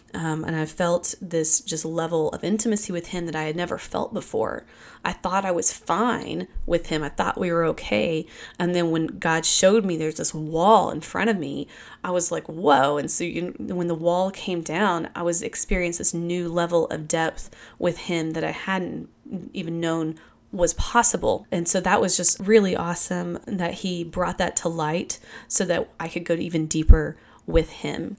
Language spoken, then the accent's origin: English; Kentucky, United States; I grew up in Kentucky.